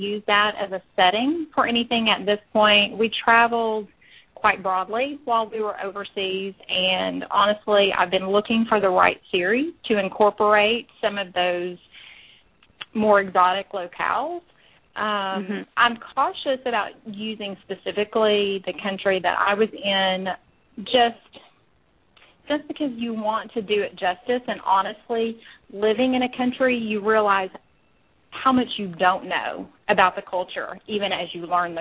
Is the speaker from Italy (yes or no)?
no; Texas, United States; moved away as an adult; also born or lived in Middle East; now in Georgia, United States; I grew up in Texas. I was born there. I lived there until I went away to college